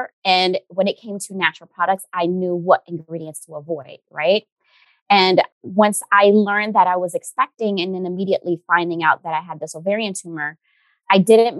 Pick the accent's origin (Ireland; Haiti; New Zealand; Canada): Haiti; I know when I grew up in Haiti, they used to make fun